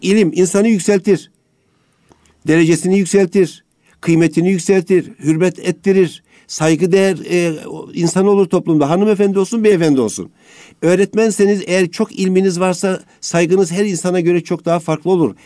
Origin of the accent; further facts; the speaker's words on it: Amasya, Turkey; ben Amasyalıyım